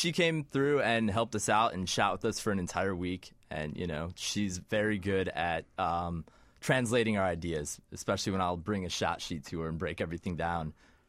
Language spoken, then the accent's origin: English; Chicago western suburbs, Illinois, United States; born or raised there